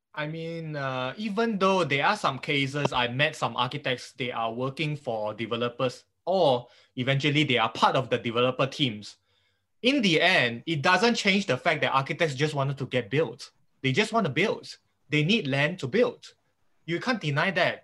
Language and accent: English; Malaysia; as a Malaysian architects.